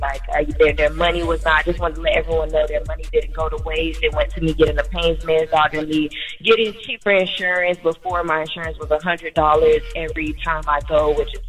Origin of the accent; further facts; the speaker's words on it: Florida, United States; I'm from Florida having people send me money from New Orleans